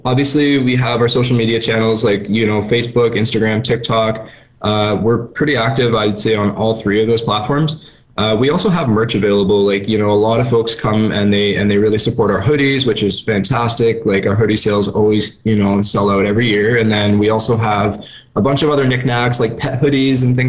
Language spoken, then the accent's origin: English; just north of Toronto, Ontario, Canada; moved away; I'm from Ontario, and this is something that I never would have experienced growing up in, you know, just north of Toronto